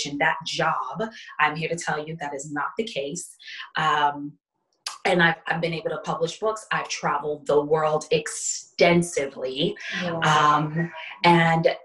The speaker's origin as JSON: {"language": "English", "town": "New York City", "region": "New York", "country": "United States", "tie": "born or raised there", "moved": "as an adult", "lives_now": "Houston, United States", "said": "I'm a born and raised New Yorker."}